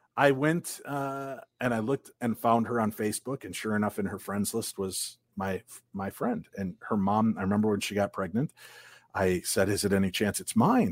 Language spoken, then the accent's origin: English; Illinois, United States; now in Minnesota, United States; I grew up in Illinois